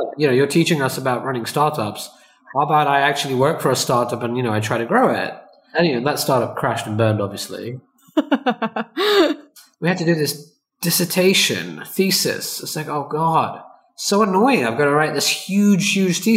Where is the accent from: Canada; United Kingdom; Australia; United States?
United Kingdom; also born or lived in London; We're up in a poor neighborhood in the UK